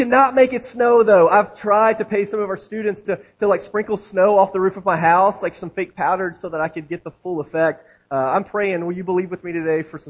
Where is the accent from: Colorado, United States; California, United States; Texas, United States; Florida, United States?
Florida, United States; now in Tennessee, United States; I grew up in Florida. I spent several years there as an adolescent